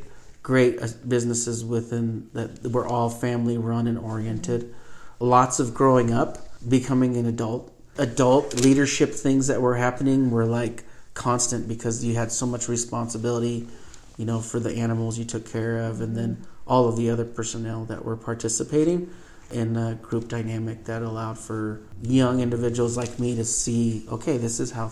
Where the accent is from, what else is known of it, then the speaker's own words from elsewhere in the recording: McCall, Idaho, United States; Yeah, that's actually a pretty cool part of my life growing up in McCall was pretty much all of the major players in the Cattlemen's Association I ended up working for starting in junior high all the way through my high school years.